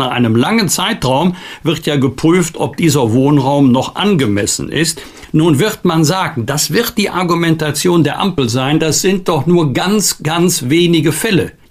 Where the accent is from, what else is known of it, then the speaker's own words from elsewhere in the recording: Germany; wir als Deutsche und Europäer